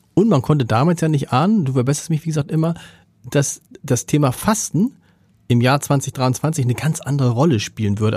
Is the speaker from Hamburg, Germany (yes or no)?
yes; Hamburg, Germany; als Hamburger